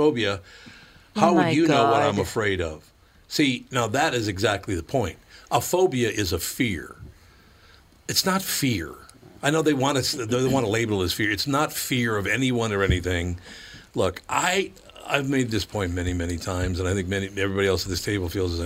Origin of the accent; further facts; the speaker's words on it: Minneapolis, Minnesota, United States; When I was a kid growing up in North Minneapolis